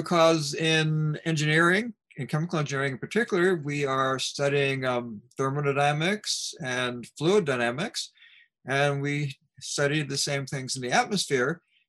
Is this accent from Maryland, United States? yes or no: yes; Baltimore, Maryland, United States; I grew up in Baltimore, Maryland